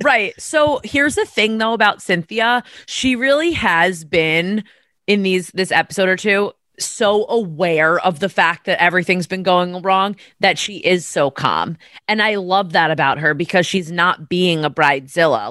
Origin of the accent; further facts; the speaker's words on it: New York, United States; I'm from New York